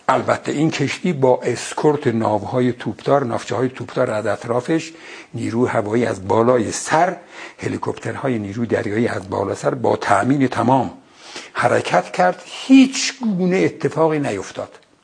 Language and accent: Persian; Ardabil, Ardabil Province, Iran; moved away; من بچه اردبیلم